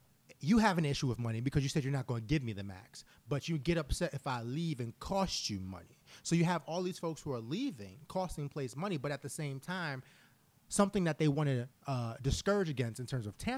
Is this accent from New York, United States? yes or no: yes; New York City, New York, United States; now in Philadelphia, United States; I am from Harlem